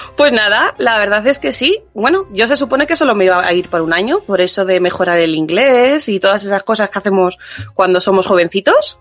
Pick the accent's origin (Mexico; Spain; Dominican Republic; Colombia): Spain; now in United Kingdom; yo gran parte era española